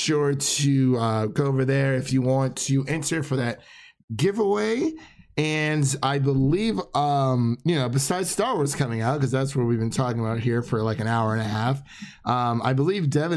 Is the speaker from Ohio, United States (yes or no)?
yes; Cleveland, Ohio, United States; moved away as an adult; now in Nashville, United States; We're both from the Cleveland area, so we went to high school together, grew up.